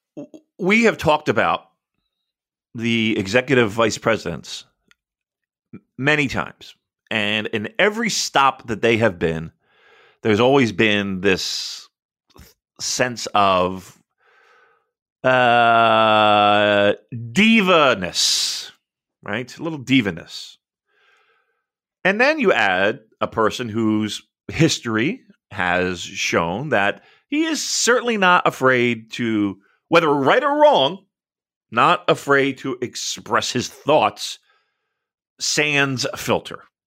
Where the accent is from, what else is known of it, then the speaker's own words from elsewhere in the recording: United States; I'm an American from afar